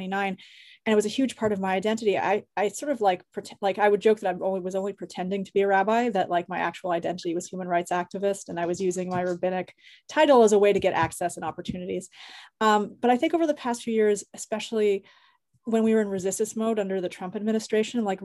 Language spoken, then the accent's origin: English; Canada; moved away as an adult; Both my parents were involved with various forms of activism while I was growing up in Canada